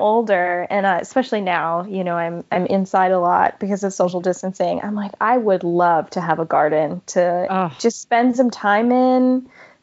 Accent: Vermont, United States; moved away; also born or lived in Hawaii / Middle East; I'm originally from Hawaii. And then when I was young, we moved to Vermont

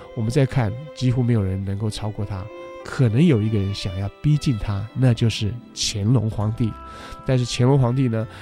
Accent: Taiwan; 我们台湾话说办事

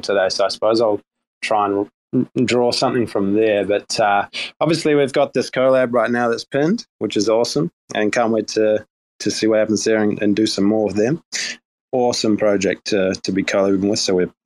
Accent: New Zealand; accent: New Zealand; my New Zealand accent

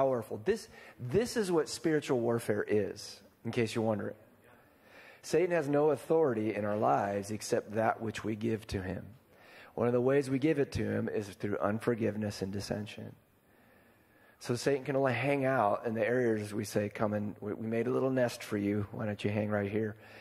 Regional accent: Iowa, United States; I'm from Iowa

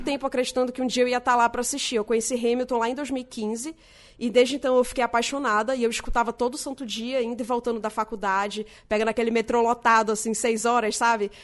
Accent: Manaus, Amazonas, Brazil; moved away as an adult; now in São Paulo, Brazil; É, eu sou de Manaus, eu tô morando em São Paulo desde 2015.

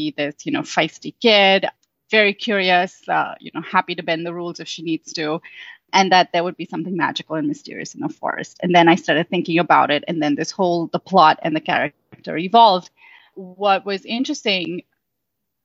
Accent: Mumbai, Maharashtra, India; moved away as an adult; now in United States; I'm Indian, and I grew up in Mumbai, India. I lived there my whole life. I've moved to the States only 9 years ago

